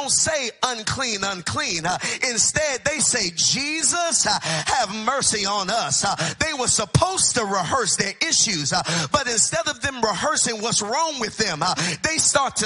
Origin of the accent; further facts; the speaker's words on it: Texas, United States; I grew up in Texas